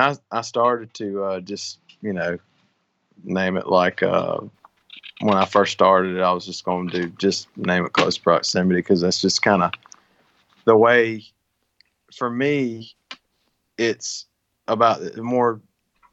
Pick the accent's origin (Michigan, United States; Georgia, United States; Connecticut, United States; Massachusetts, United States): Georgia, United States; Georgia, my home state.